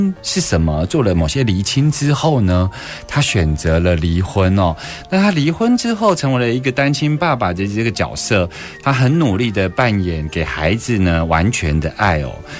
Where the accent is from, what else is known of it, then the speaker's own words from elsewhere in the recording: Taiwan; 在我们台湾